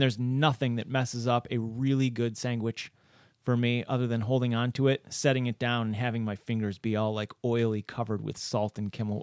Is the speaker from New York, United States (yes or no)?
yes; Rochester, New York, United States; I was born and raised in Rochester.